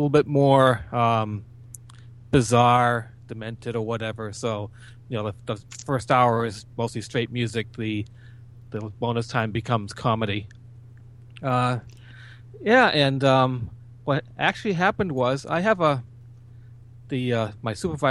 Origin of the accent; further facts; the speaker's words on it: southeast Massachusetts, United States; born here, lived here all my life in the same general area, southeast of Massachusetts, probably about 20 miles from Boston. So yeah, I've always been told I have that accent